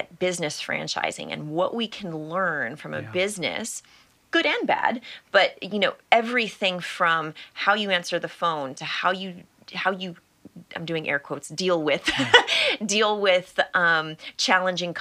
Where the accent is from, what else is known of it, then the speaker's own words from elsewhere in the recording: Hawaii, United States; I grew up in Hawaii, which sounds really exotic and tropical